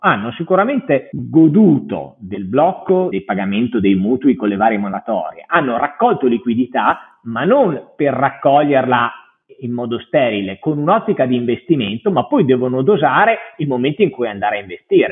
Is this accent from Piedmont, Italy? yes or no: no; Parma, Emilia-Romagna, Italy; io sono originario di Parma